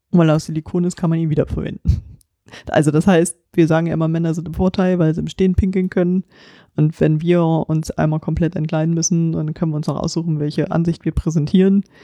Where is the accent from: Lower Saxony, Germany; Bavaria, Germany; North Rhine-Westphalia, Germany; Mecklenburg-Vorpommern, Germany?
Lower Saxony, Germany; Lüneburg; wir sind ja aus Lüneburg, Landkreis zumindest und Stadt